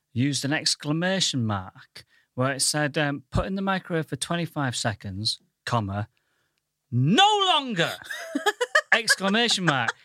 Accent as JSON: {"language": "English", "town": "Goole", "region": "Yorkshire and the Humber", "country": "United Kingdom", "moved": "yes", "lives_now": "London, United Kingdom", "said": "I'm from the Thinking Man's Pontefract, Goole"}